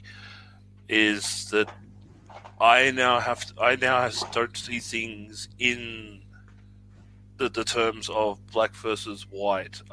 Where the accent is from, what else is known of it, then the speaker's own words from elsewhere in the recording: Australia; I'm Australian.